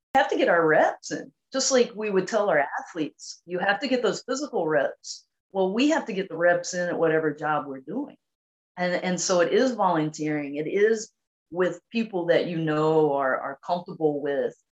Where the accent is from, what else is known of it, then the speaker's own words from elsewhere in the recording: North Carolina, United States; I grew up in a very small town in North Carolina